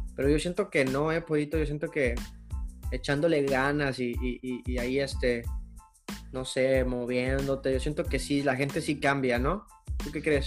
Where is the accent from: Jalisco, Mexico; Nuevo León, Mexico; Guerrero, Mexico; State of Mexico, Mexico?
Guerrero, Mexico; Acapulco; soy de Acapulco, allá casi no, güey, casi no hay mucho tiro